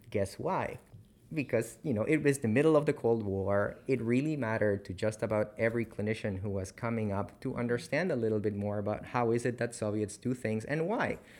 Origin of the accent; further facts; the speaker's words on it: Peru; also born or lived in Canada; now in Chapel Hill, United States; I'm from Peru